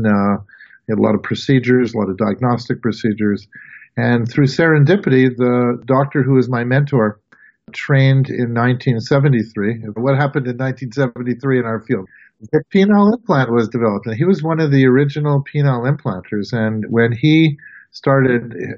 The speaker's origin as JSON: {"language": "English", "town": "Montreal", "region": "Quebec", "country": "Canada", "also_born_or_lived": "Providence", "moved": "as an adult", "said": "I'm from Montreal, Quebec, Canada, and I was a classic Canadian playing hockey"}